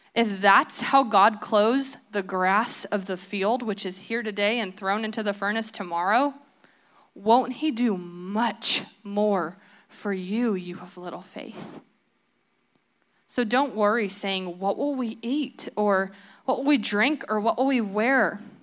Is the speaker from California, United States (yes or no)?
yes; Southern California, United States; I'm from Southern California. I went to school in Southern California